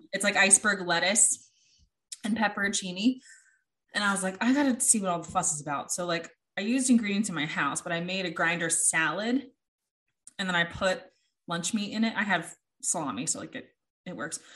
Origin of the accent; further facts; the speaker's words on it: United States; I'm American